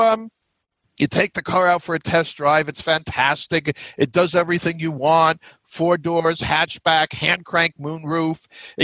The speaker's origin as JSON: {"language": "English", "region": "New York metro area", "country": "United States", "said": "I'm from the New York metro area"}